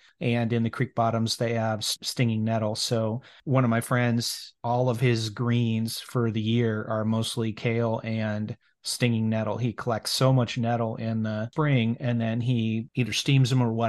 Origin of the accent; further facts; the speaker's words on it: Iowa, United States; now in Kansas, United States; I grew up in Iowa.